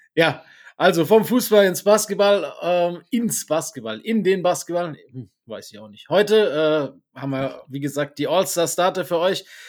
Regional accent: Breisgau, Baden-Württemberg, Germany; also born or lived in Stuttgart; ich habe äh, ungefähr, ja nicht ganz die Hälfte, aber gut ein Drittel meines Lebens im, im südbadischen, im Breisgau verbracht

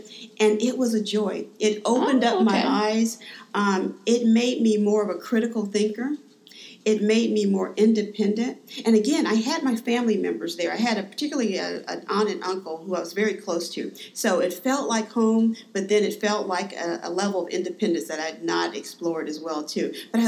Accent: Dayton, Ohio, United States; moved away; I am indeed from Ohio, born and raised in Dayton, Ohio.

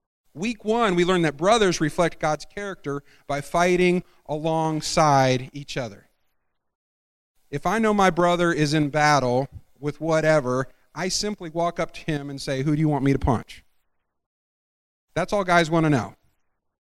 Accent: Scotland, United Kingdom; I'm Scottish

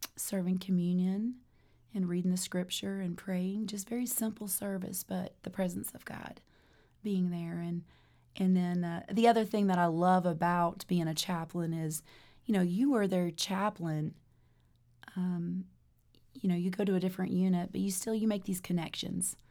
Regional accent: Germany; moved away; I grew up in Germany as a, a pastor's daughter

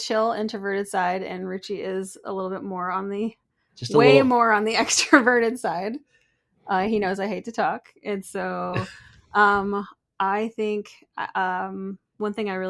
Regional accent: Pennsylvania, United States; also born or lived in Michigan / North Carolina; So I'm from the East Coast. I was born up in Michigan and then raised in Pennsylvania and North Carolina.

